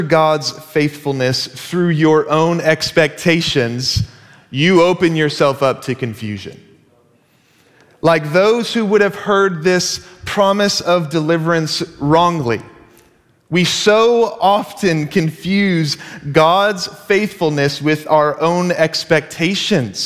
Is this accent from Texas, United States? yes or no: yes; Dallas, Texas, United States; moved away as an adult; now in Seattle, United States; we are originally from Dallas, Texas